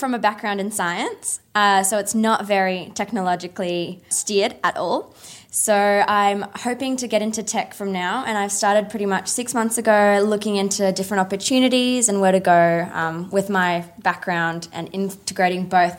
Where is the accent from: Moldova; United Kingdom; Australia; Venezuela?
Australia; I'm from Australia